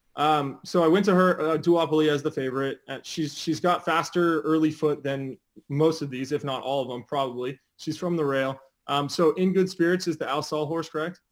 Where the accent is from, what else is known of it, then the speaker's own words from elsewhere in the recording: Del Mar, California, United States; I grew up in Del Mar